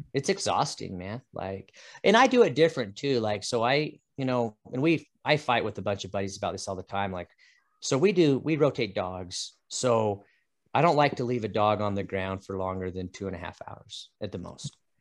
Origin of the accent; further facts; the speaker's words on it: Utah, United States; now in Idaho, United States; I grew up in Utah chasing Chuckers